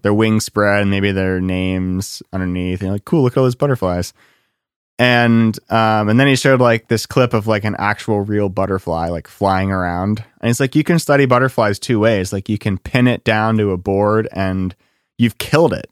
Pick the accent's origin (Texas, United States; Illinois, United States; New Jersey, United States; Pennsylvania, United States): Pennsylvania, United States; Lancaster; I'm from Lancaster and there's a lot of cows